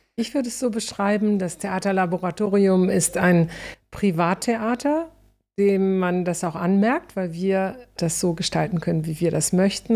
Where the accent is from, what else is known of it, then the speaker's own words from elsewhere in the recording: North Rhine-Westphalia, Germany; moved away as an adult; also born or lived in Stuttgart; ich vom Niederrhein